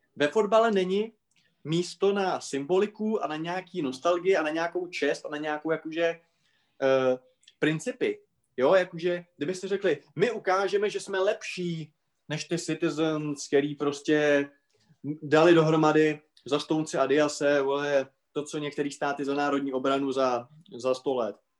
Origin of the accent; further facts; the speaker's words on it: Moravia, Czechia; u nás na Moravě